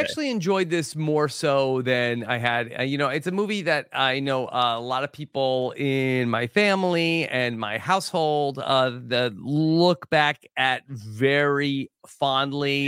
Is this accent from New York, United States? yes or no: yes; Long Island, New York, United States; growing up on Long Island